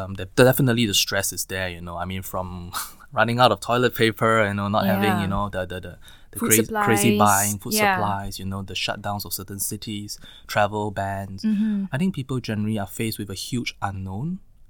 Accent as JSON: {"language": "English", "country": "Singapore", "said": "we are Singaporean, typically kiasu, right?"}